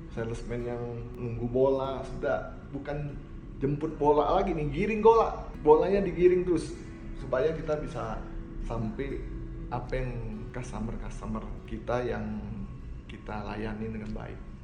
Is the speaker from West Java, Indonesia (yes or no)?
yes; Bandung, West Java, Indonesia; saya orang Bandung